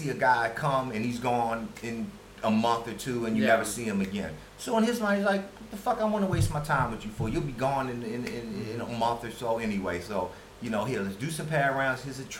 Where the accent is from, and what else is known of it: United States; moved away as an adult; now in Thailand